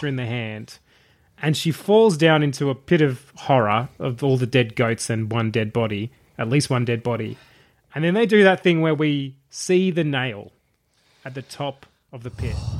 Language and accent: English; Traralgon, Victoria, Australia; I grew up in Terralgan in the country.